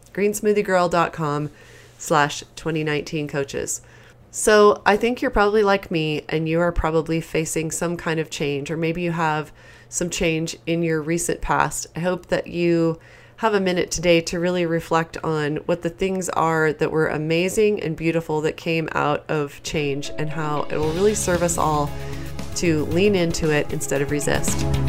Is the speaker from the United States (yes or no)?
yes; East Coast, United States; as I was growing up on the East Coast